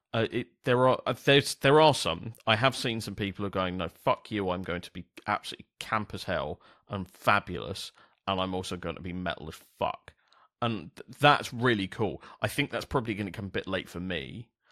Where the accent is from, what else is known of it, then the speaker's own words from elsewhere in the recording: London, United Kingdom; I grew up in South East London